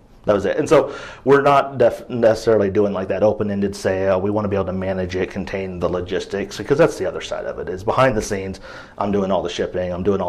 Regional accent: Midwest, United States; now in Portland, United States; I'm from the Midwest, so everything's either vinegar-based or like a mustard sauce.

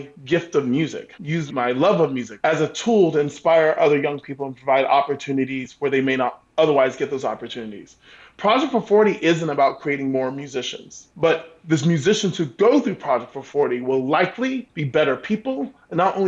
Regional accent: Savannah, Georgia, United States; I grew up in the South. I grew up in a traditional Black Baptist church. Our congregation was located between two housing projects in Savannah, Georgia.

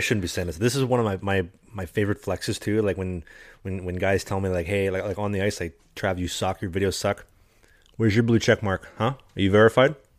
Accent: Midwest, United States; now in Sweden; as a Midwesterner, as a prairie boy, you know, coming from the winters where she's, you know, you know, minus 30, minus 40, freezing

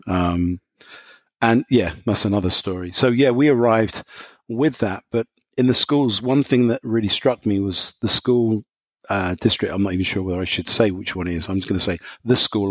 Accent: London, United Kingdom; moved away as an adult; now in Indiana, United States; I don't have an American accent, so just to qualify. So I'm from London, England.

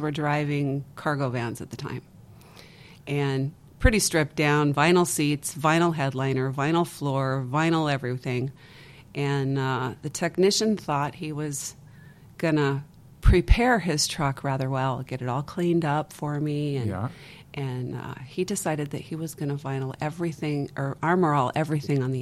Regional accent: Las Vegas, Nevada, United States; I'm from Vegas

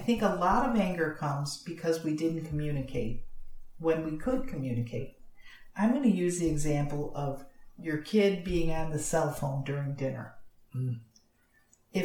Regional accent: Florida, United States; You can tell I'm from Florida

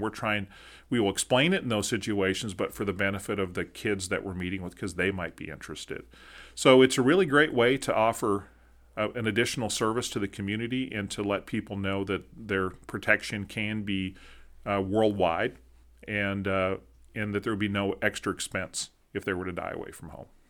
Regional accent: Minnesota, United States; now in Abilene, United States; in our friends in the north where I grew up in Minnesota

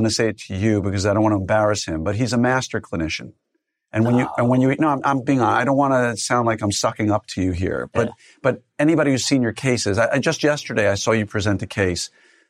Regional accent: New York, United States; I'm a skeptic. I don't believe anything. Right? I grew up in New York.

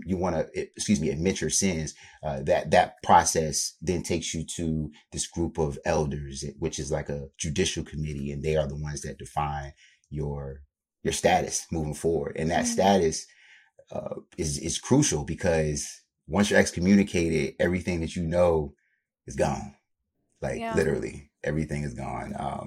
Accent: Virginia, United States; I grew up in Virginia, Southern Virginia, so the Tidewater area for anybody in the 757. I pretty much grew up down there.

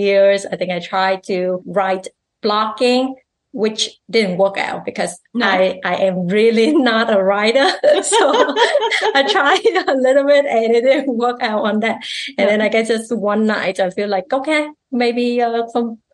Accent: Vietnam; English is a second language; now in Canada; I'm Vietnamese Canadian

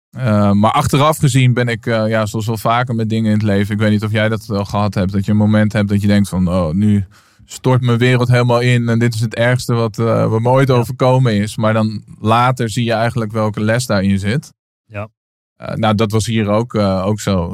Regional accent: Naarden, North Holland, Netherlands; ik ben opgegroeid in, eh, in midden, Midden-Nederland. Ik kom uit Naarden, een klein plaatsje in het Gooi

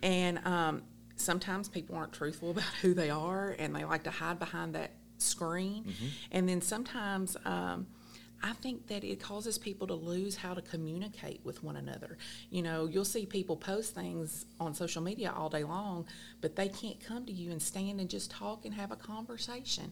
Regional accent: Allen County, Kentucky, United States; I was born and raised here in Allen County

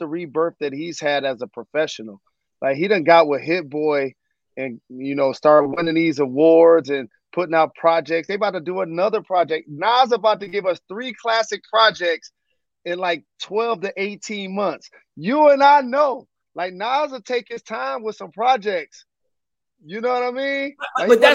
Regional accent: Detroit, Michigan, United States; my hometown of Detroit

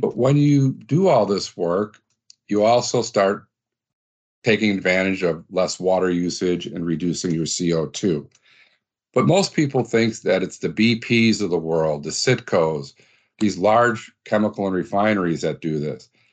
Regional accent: Midwest, United States; we're both from the Midwest

